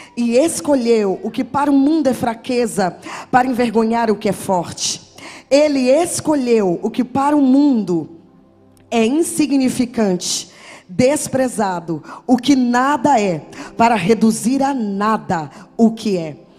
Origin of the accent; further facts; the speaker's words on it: Salvador, Bahia, Brazil; now in São José dos Campos, Brazil; sou baiana, de Salvador, mas moro em São José dos Campos há 18 anos